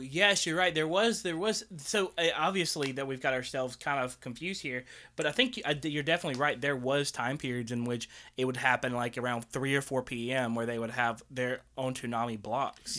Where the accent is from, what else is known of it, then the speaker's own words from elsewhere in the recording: Tuscaloosa, Alabama, United States; we didn't have, uh, really like, eh, Japanese restaurants around Tuscaloosa growing up